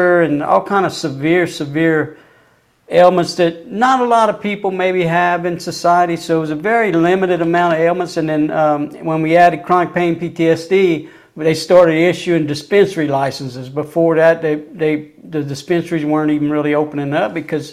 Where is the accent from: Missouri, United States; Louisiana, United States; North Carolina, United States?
Louisiana, United States; moved away; Louisiana, my home state